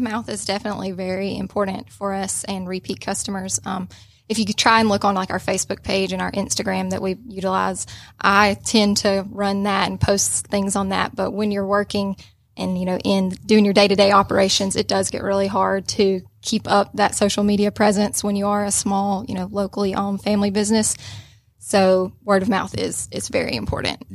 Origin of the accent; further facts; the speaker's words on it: Rome, Georgia, United States; I was born and raised in Rome